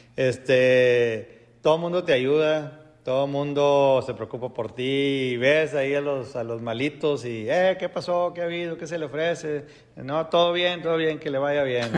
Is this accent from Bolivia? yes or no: no; Mexico; soy mexicano.